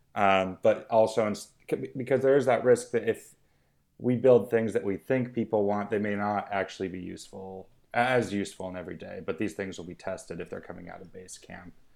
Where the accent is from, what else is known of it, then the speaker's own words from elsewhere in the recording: Missoula, Montana, United States; moved away as an adult; also born or lived in West Country, England; now in United Kingdom; I grew up near Missoula, Montana